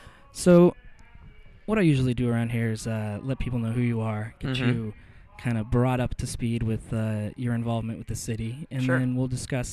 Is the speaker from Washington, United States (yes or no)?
yes; Washington, United States; now in Portland, United States; I grew up north of there in Washington, and I think we called it Vantucky